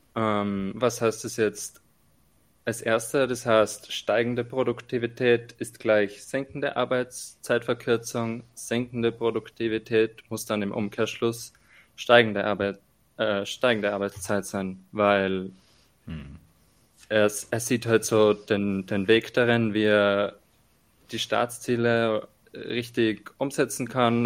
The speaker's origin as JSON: {"language": "German", "country": "Austria", "accent": "strong dialect", "said": "bei uns in Österreich"}